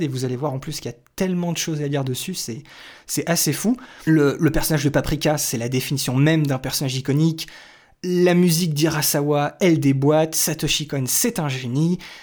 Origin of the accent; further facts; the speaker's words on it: France; chez nous en France